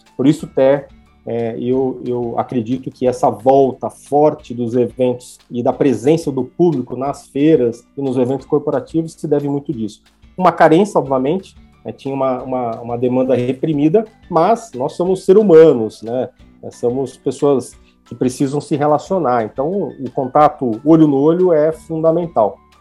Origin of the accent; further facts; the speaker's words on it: Brazil; a gente é brasileiro